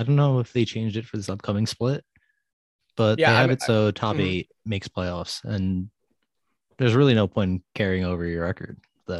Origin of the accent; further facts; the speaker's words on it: United States; we're both American.